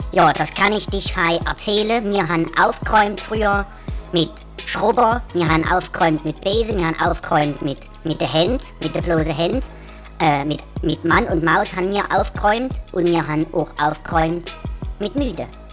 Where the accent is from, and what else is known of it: Mecklenburg-Vorpommern, Germany; born or raised there; now in Jena, Germany